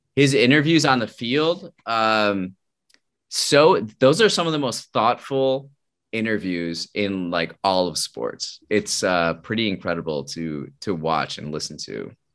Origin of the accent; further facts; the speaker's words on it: Wisconsin, United States; I'm from Wisconsin